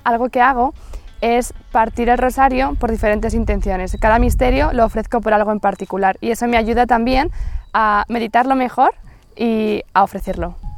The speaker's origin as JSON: {"language": "Spanish", "town": "Madrid", "region": "Community of Madrid", "country": "Spain", "said": "tengo 20 años, estudio Magisterio Infantil y soy de Madrid"}